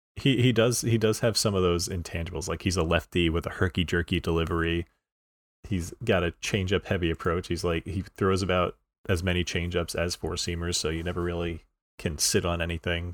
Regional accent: New York, United States; I'm from New York

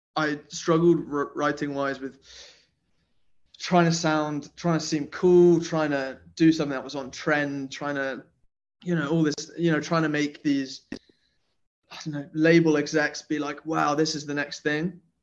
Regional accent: Nottingham, East Midlands, United Kingdom; now in London, United Kingdom; So I grew up in Nottingham, which is in England

